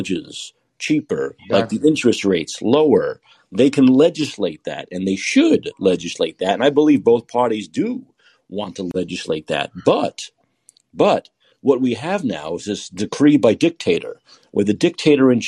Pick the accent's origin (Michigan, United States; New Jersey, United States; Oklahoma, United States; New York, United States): New York, United States; New York City; I grew up in Brooklyn